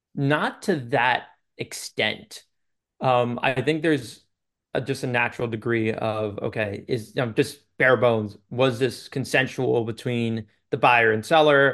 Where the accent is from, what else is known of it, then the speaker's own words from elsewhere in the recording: Long Island, New York, United States; I'm from Long Island, New York